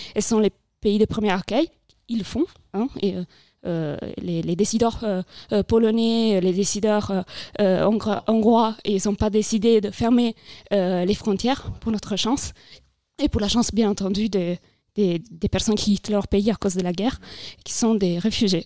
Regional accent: Italy; French is a second language; moved away as an adult; now in France; je viens d'Italie c'est pour ça que j'ai un petit accent peut-être

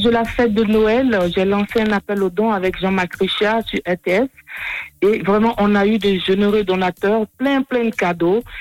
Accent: Grand-Lahou, Grands-Ponts, Côte d’Ivoire; accent: Ivorian; now in La Chaux-de-Fonds, Switzerland; je suis de Grand Laou, donc c'est ma ville natale.

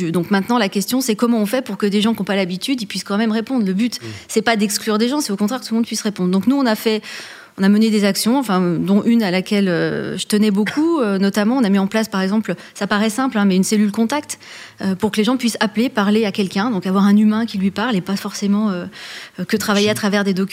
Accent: Auvergne-Rhône-Alpes, France; born there; Alors moi, je suis née en Auvergne.

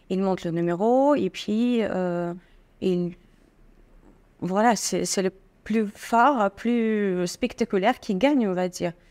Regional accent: Estonia; born there; Et en fait, euh, moi, je suis née en Estonie. Rien à voir avec ma pays d'origine

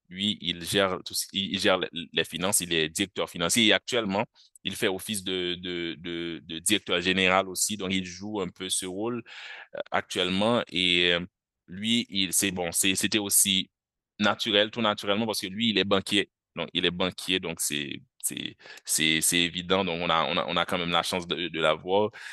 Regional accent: Haiti; moved away as an adult; now in France; Je suis haïtien et j'étudie actuellement en France

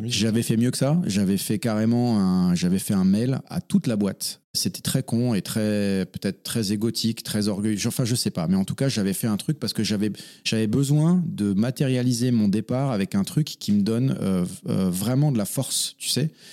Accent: Forbach, Grand Est, France; moved away as an adult; also born or lived in England / Reims; now in Paris, France; je suis né en Moselle-Est, dans la belle ville de Forbach, euh, dans le 57. J'ai grandi euh, donc là-bas

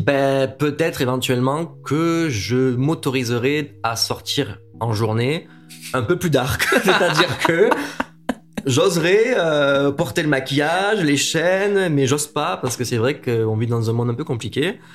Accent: Montpellier, Occitania, France; now in Paris, France; à la base je suis de Montpellier

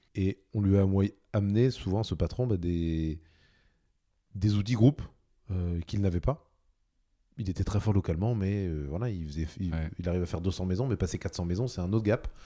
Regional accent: Normandy, France; je suis un Normand, j'habite à Lançon

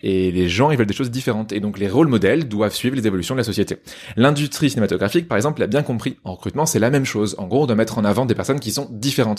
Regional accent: Poitiers, Nouvelle-Aquitaine, France; on dit Pictavien, merci, et je te permets pas de te moquer de ma ville natale

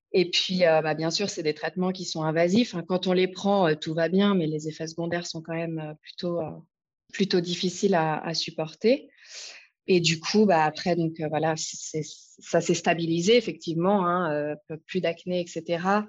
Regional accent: France; moved away as an adult; now in Lausanne, Switzerland; je suis française à la base et je vis à Lausanne depuis maintenant 15 ans

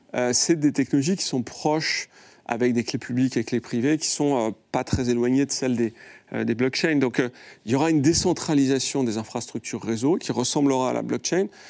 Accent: France; en tant que Français

